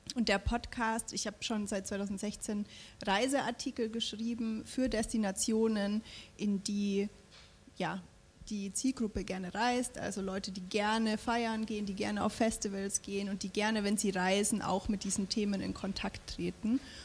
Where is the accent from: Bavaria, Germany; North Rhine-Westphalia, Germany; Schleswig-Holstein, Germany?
Bavaria, Germany; Franconia; ich bin ja auch im Frankenland groß geworden